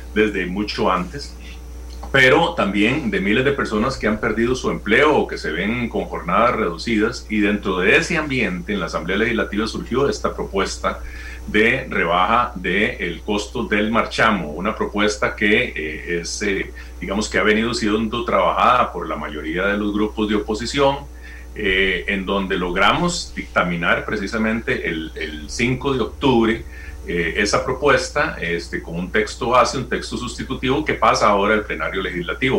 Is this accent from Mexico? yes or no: no; Costa Rica; Nosotros tenemos derecho como costarricenses y como diputados